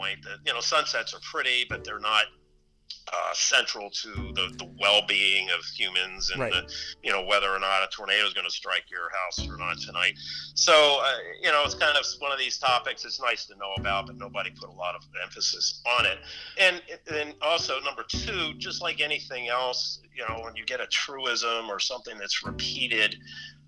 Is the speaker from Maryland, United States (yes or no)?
yes; Baltimore, Maryland, United States; I grew up in Baltimore